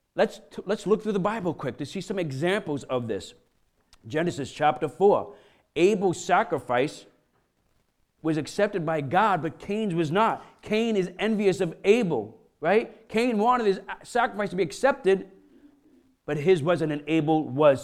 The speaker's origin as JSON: {"language": "English", "town": "Brooklyn", "region": "New York", "country": "United States", "tie": "born or raised there", "said": "I'm a kid from Brooklyn, you know, grew up in, in, in low-income areas"}